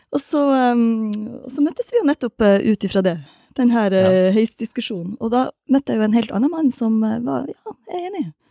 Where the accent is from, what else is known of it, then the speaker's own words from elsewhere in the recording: Balsfjord, Troms, Norway; jeg er fra Balsfjord